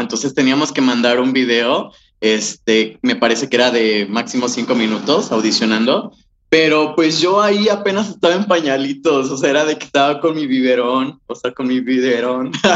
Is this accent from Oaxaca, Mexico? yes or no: no; Jojutla, Morelos, Mexico; moved away as an adult; now in Cuernavaca, Mexico; yo soy de Jojutla, soy, del sur del estado de Morelos, pero yo ya estaba viviendo aquí en Cuernavaca